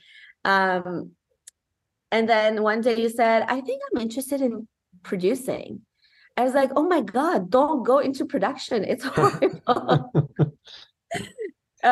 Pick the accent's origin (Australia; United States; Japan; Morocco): Morocco; also born or lived in Romania; now in Niagara region, Canada; I'm half Moroccan, half Romanian, mm-hmm. and I grew up in Morocco